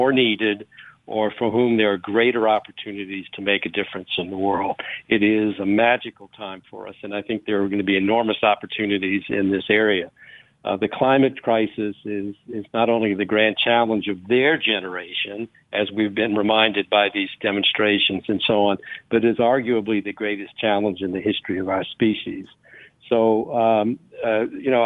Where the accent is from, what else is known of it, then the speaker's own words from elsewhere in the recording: New Orleans, Louisiana, United States; now in Maryland, United States; I was born and raised in Bywater, St. Claude area